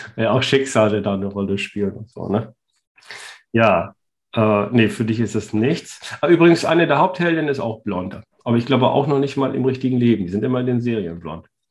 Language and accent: German; Northern Germany, Germany; als Norddeutscher